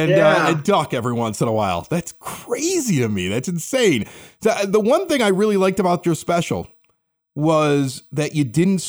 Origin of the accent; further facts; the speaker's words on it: Chicago, Illinois, United States; in the same neighborhood that I grew up in Chicago, in Ashburn.